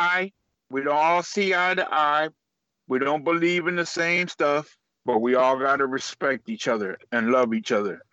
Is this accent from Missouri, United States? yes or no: no; Miami, Florida, United States; moved away; I'm I'm from Miami. You know, and I and I live up here, but I got that Miami attitude